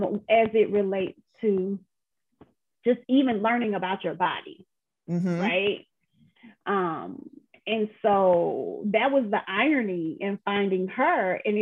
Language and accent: English; the South, United States; I'm from the South, and so my you know, Monica laughs at me. If she was here, she would crack up laughing, but I am very much a Southern belle, you know.